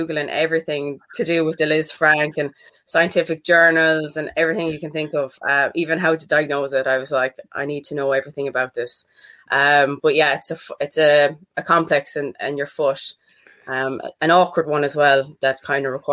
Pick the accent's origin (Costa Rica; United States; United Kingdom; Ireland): Ireland; Clare, Munster; moved away; also born or lived in Galway